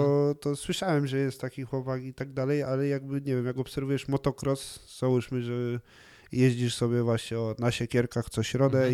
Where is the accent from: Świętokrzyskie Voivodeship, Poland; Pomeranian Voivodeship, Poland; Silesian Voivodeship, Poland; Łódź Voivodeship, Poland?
Silesian Voivodeship, Poland; Cieszyn; przez to, że się wychowywałem w Cieszynie, to, to po czesku daję sobie radę